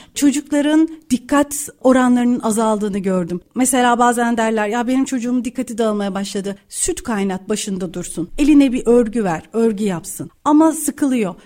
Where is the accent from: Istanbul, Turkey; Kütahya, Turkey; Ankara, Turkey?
Kütahya, Turkey; Kütahya'da doğdum büyüdüm